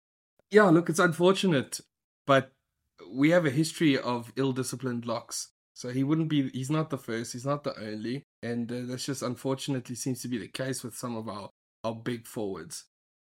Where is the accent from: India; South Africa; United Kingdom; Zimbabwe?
South Africa; as a South African